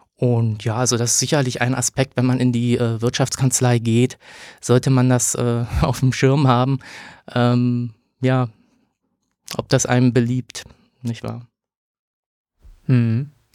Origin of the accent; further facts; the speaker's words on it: Berlin, Germany; Also ich bin in Berlin geboren, ähm, habe dann hier Abitur gemacht